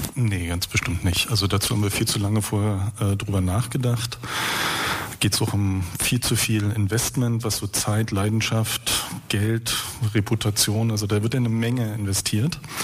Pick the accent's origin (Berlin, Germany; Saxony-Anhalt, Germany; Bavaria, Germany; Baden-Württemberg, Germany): Berlin, Germany; Wenn wir aber als Berliner, und ich hier in der Volksbühne beispielsweise habe 1981 meine Jugendweihe gehabt